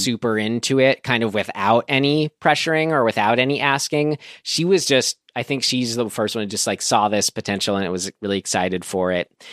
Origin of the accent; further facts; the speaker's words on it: San Rafael, California, United States; my hometown, Santa Rafael